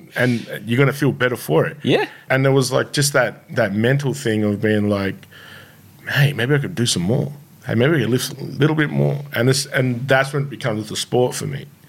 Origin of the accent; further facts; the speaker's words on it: Shepparton, Victoria, Australia; I grew up in Shepparton